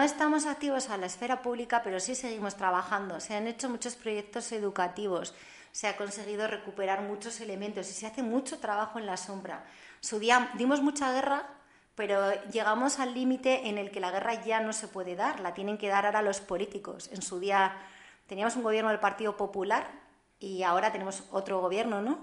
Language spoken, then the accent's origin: Spanish; Haro, La Rioja, Spain; moved away as an adult; also born or lived in Barcelona; una zona que para mí era el corazón de mi ciudad, que era la zona de San Felices de Bilibio